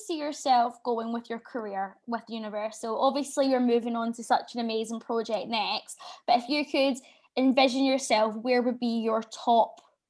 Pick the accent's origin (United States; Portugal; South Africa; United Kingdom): United Kingdom; Scotland; And then I'm from Scotland.